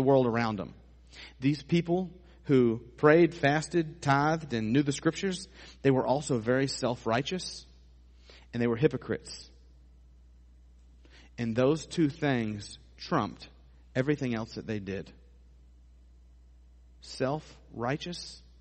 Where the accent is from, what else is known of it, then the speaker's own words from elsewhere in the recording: United States; we as American Christians